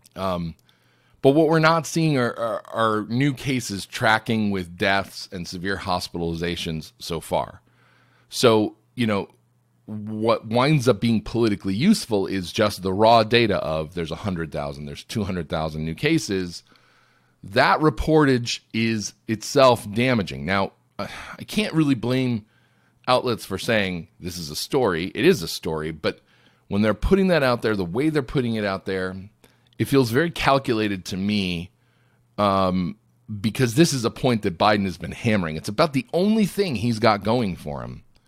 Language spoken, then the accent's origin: English; Binghamton, New York, United States; I grew up in Binghamton, New York, which is about forty minutes from Scranton, Pennsylvania